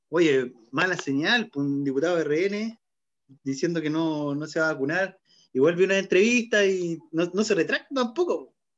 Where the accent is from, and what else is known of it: Chile